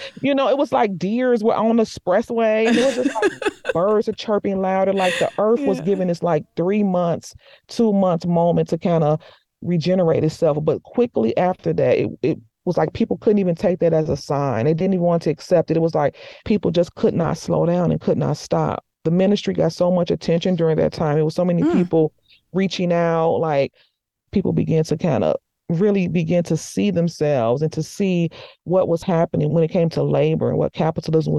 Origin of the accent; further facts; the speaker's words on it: United States; also born or lived in Morocco; me as an American